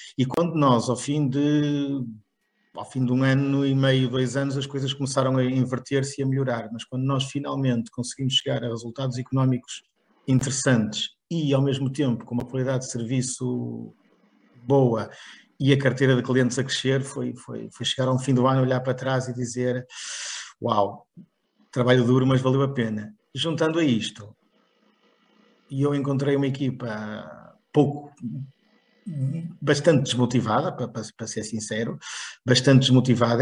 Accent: Barcelos, Norte, Portugal; accent: northern; já devem ter percebido o meu sotaque, sou, sou, do Norte, sou de origem de Barcelos

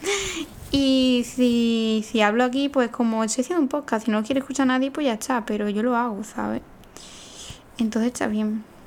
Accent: Seville, Andalusia, Spain; moved away as an adult; also born or lived in Aranjuez / Getafe; yo soy de Sevilla. De un pueblo mm, perdido

